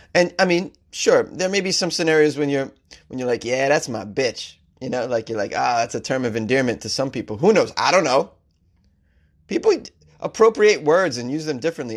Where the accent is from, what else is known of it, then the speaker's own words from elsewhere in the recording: Massachusetts, United States; my home state of Massachusetts